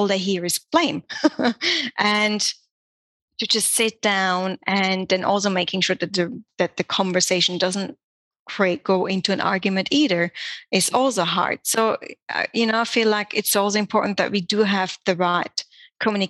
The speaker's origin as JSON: {"language": "English", "country": "Switzerland", "tie": "born or raised there", "moved": "as an adult", "lives_now": "Australia", "said": "I was born in Switzerland and my family still lives there. I haven't lived there in 20 years. Wow. I left quite young. I moved to Australia when I was 19 years old."}